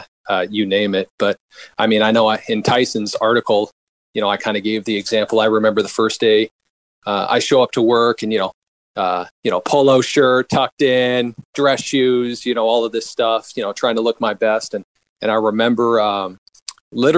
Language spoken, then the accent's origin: English; Sisters, Oregon, United States; I grew up in Central Oregon, about 2 hours away in Sisters, Oregon.